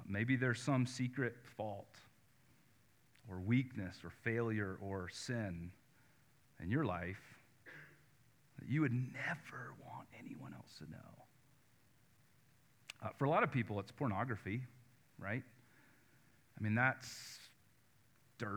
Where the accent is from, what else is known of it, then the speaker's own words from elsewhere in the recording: North Carolina, United States; I grew up in North Carolina